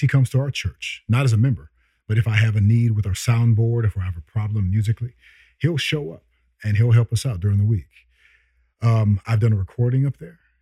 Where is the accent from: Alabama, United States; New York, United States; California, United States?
California, United States; San Francisco; also born or lived in Chicago, Illinois; I was born in Chicago. And we left when I was two or three, okay, coming to San Francisco.